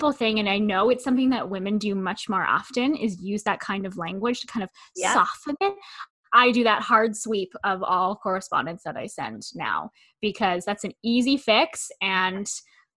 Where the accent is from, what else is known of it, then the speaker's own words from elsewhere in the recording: Canada; I'm Canadian